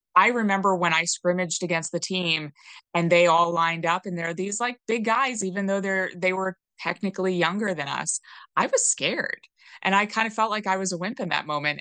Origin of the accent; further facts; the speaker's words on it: New York, United States; moved away as an adult; I didn't grow up in a blue area, but I grew up in New York State